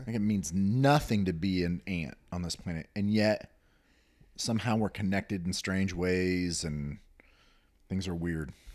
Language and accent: English; Newton, Kansas, United States; I grew up in Newton, Kansas, which is outside of Wichita